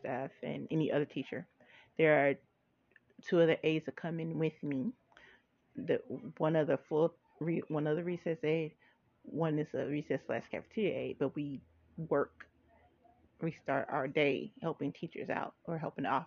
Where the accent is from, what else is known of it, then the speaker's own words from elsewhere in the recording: Cambridge Township, United States; When I grew up, I grew up in Cambridge Township